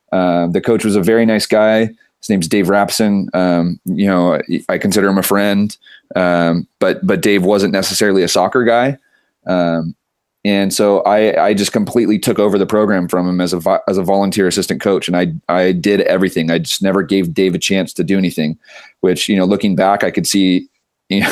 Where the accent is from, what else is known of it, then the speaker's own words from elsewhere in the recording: Santa Maria, California, United States; I grew up in Santa Maria, California